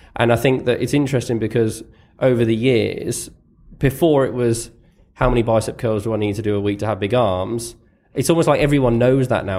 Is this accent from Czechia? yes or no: no; United Kingdom; growing up, other than, other than footballers as a Brit